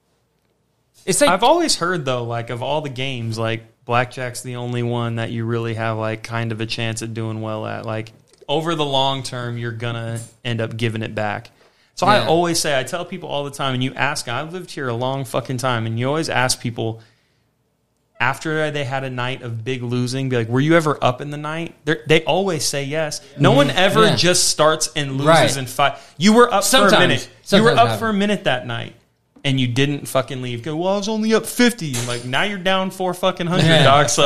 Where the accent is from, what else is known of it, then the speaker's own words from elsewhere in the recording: Las Vegas, Nevada, United States; I was down to be from Vegas, you know, because I just moved here